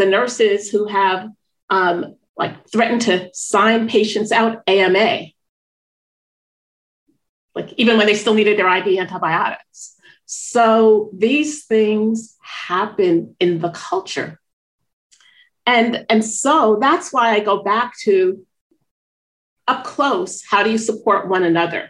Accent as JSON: {"language": "English", "region": "Northeast", "country": "United States", "also_born_or_lived": "New York City", "moved": "yes", "said": "I'm from the Northeast"}